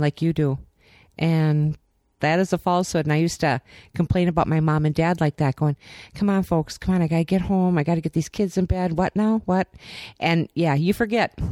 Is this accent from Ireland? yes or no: no; Minnesota, United States; we're from Minnesota